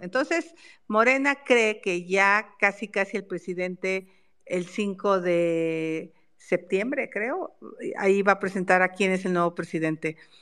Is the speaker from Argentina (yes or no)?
no; Mexico; soy mexicana